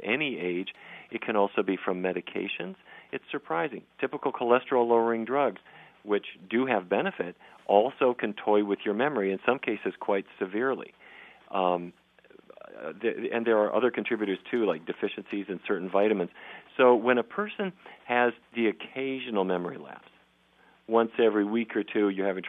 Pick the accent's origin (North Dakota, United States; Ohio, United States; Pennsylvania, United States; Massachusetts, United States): North Dakota, United States; Fargo; I grew up in Fargo, North Dakota